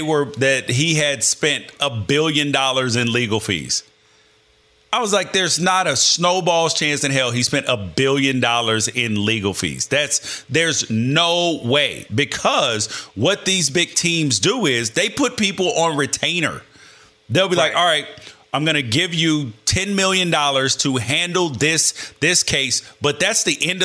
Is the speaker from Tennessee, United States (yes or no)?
yes; Memphis, Tennessee, United States; I was born in Memphis.